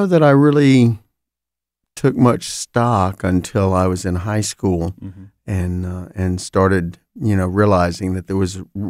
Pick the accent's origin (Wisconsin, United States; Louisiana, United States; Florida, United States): Florida, United States; Fort Pierce; I grew up in Fort Pierce, Florida, fairly small Jewish community, but a significant presence in the community. I was visible or attended the Jewish temple, Bethel, there for many, many years.